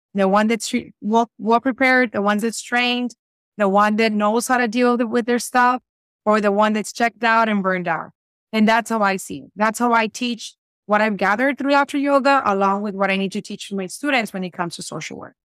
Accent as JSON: {"language": "English", "town": "Reynosa", "region": "Tamaulipas", "country": "Mexico", "also_born_or_lived": "South Texas, United States", "second_language": "English", "moved": "yes", "lives_now": "Texas, United States", "said": "I am in South Texas, but I'm originally from Reynosa, Tamaulipas, Mexico"}